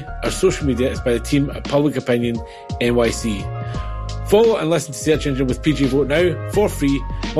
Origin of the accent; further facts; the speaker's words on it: Glasgow, Scotland, United Kingdom; accent: Glasgow; now in England; I am from Glasgow City in Scotland. I don't often hear the Scottish accent on podcasts, particularly a Glasgow accent. Not that mine is particularly strong, because I've lived in England for many years, and as a result, my accent is quite watered down.